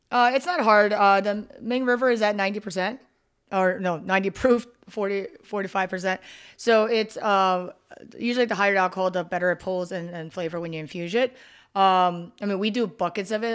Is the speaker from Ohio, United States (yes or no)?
no; Philadelphia, Pennsylvania, United States; moved away as an adult; also born or lived in Delaware County, Pennsylvania; now in Las Vegas, United States; I'm originally from Philadelphia, so I was born and raised there